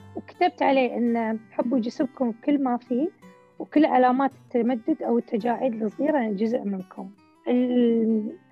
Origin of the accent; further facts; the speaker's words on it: Kuwait; احنا عندنا في الكويت